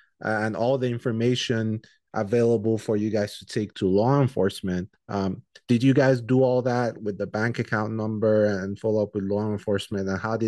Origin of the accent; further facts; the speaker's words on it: Nigeria; I'm Nigerian, right?